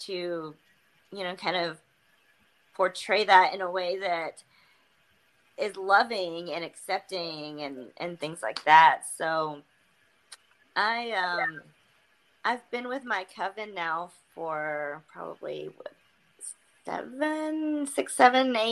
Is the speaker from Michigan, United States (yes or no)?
no; North Georgia Mountains, United States; I grew up Southern Baptist in the North Georgia Mountains